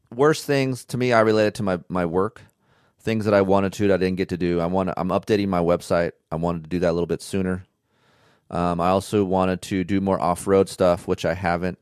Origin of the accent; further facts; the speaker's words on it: California, United States; being from California